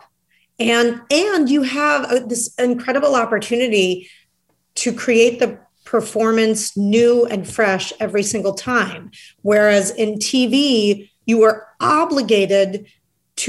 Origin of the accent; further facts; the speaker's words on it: Chicago, Illinois, United States; moved away; I'm from Chicago, and I came up in Chicago